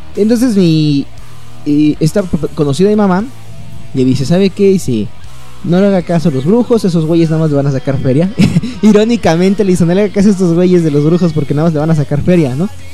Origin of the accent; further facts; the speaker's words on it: Mexico; aquí en México